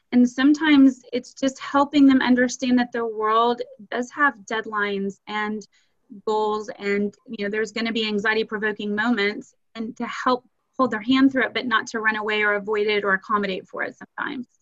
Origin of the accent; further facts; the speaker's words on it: Austin, Texas, United States; moved away as an adult; also born or lived in Nashville, Tennessee / Houston, Texas; now in Dallas, United States; I'm originally from Austin, Texas, and went to one of your competitor schools, St. Stephen's Episcopal